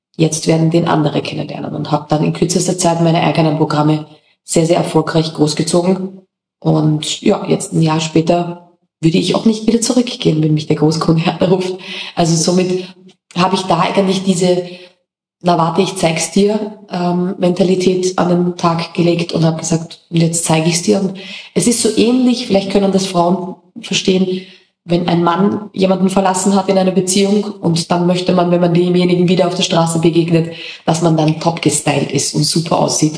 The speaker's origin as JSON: {"language": "German", "country": "Austria", "moved": "as an adult", "lives_now": "Mallorca, Spain", "said": "als Österreicher"}